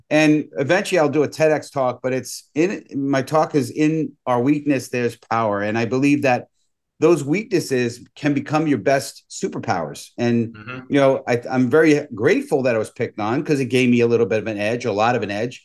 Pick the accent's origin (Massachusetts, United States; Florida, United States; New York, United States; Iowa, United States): New York, United States; New York City; born and raised in the Bronx